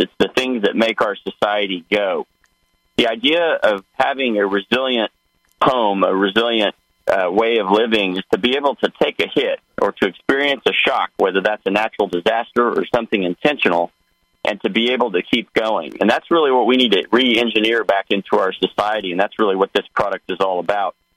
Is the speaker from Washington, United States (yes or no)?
no; Osage County, Oklahoma, United States; moved away; I'm a farm boy. I grew up in Osage County, Oklahoma.